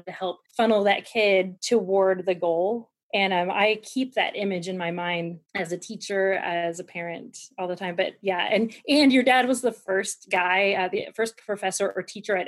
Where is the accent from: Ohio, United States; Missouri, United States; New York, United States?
Missouri, United States; Kansas City; now in Arkansas, United States; originally, I grew up in Kansas City, Missouri area